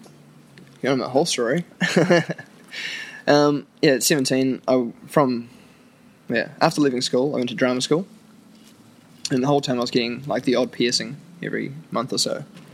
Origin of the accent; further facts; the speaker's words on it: New Zealand; I'm a Kiwi. True blue. True blue deep.